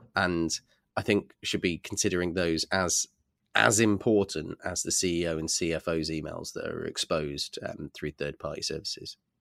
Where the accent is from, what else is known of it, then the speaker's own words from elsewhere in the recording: United Kingdom; I'm just a Brit